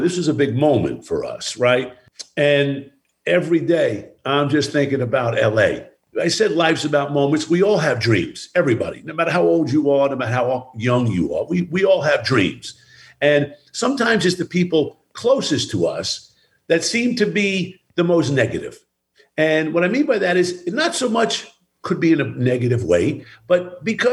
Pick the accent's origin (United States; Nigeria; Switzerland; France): United States; Baldwin, New York; also born or lived in Brooklyn, New York; I was born in Brooklyn, New York, raised in Baldwin, Strong Island